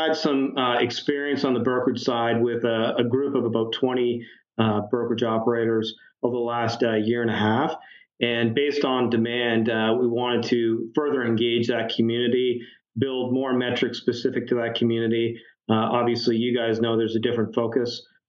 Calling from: London, Ontario, Canada; London, Ontario. We're halfway between Detroit and Toronto.

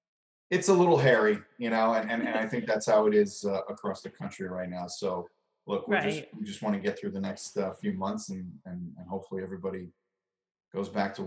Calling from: Long Island, New York, United States; I am in Long Island in New York.

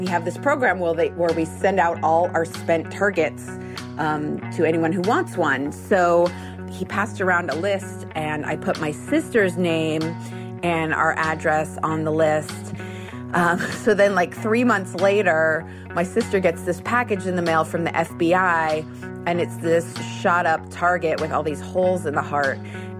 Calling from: Pleasanton, California, United States; I'm calling from Pleasanton, California.

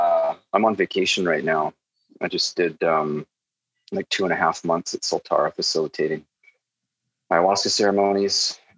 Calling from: Popoyo, Rivas, Nicaragua; I'm calling in from Popayo, Nicaragua.

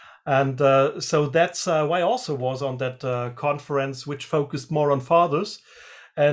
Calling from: Freiburg, Baden-Württemberg, Germany; I'm calling from Germany, and especially the south of Germany, which is Freiburg, and that's close to the border of Switzerland and also close to the border of France. So we call it Dreiländereck. So three countries are around the area where I live.

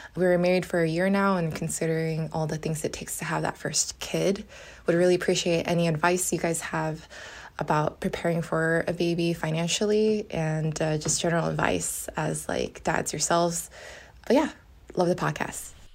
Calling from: California, United States; calling from California

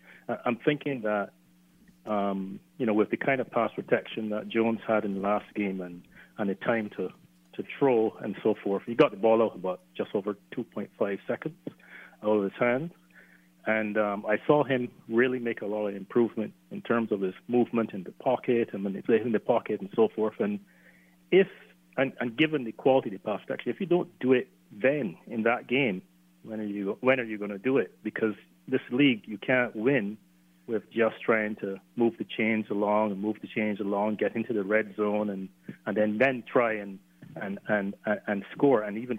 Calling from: Barbados; So I'm calling from Barbados.

